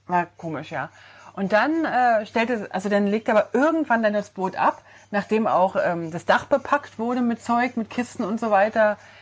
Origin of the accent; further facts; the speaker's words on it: Switzerland; als ähm, Schweizer